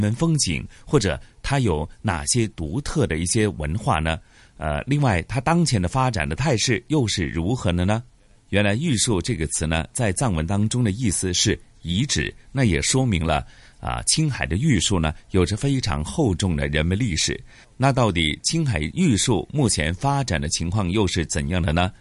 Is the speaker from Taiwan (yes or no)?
no; Hong Kong; 是我们香港人